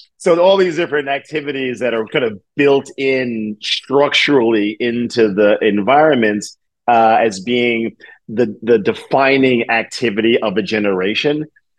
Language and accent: English; New York, United States; I'm a New Yorker. We're not entertaining.